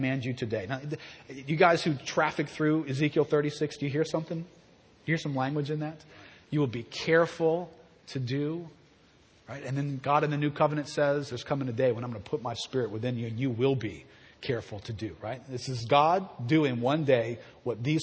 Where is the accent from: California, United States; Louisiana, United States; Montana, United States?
Louisiana, United States; Southeast; I'm from Southeast Louisiana